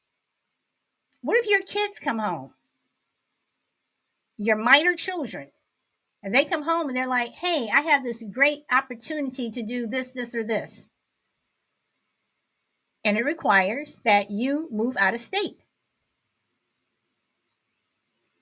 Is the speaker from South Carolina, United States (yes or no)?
no; Chicago, Illinois, United States; Born and raised in Chicago